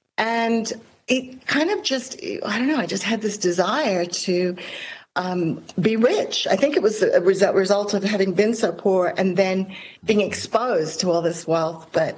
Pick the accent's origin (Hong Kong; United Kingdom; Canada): Hong Kong; My story is a bit like yours. I grew up in Hong Kong